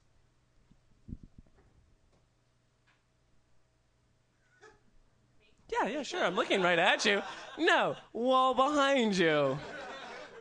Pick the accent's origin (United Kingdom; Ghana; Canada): Canada; Calgary, Alberta; I'm from Calgary